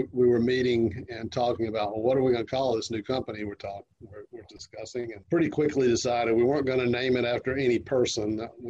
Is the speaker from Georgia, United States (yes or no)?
yes; Augusta, Georgia, United States; moved away; also born or lived in Clemson, South Carolina; Augusta, Georgia.